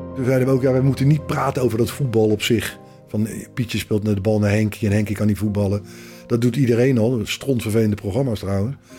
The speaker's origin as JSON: {"language": "Dutch", "town": "The Hague", "region": "South Holland", "country": "Netherlands", "tie": "born or raised there", "said": "vrienden van waar ik opgegroeid ben. Eh, uit het Haagse"}